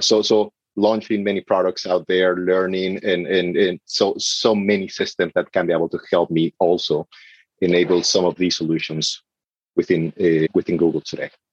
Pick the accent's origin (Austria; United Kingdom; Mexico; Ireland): Mexico; moved away; I'm coming from Mexico